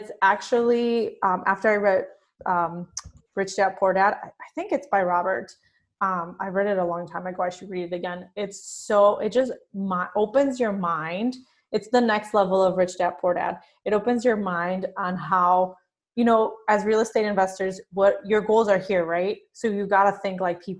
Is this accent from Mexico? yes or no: yes; Mexico; first language Spanish; English is a second language; now in United States; growing up in Mexico